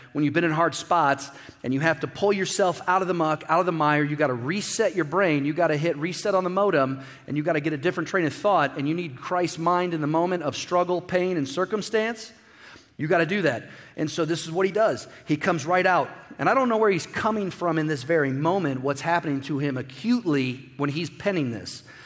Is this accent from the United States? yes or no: yes; Midwest, United States; I grew up in the Midwest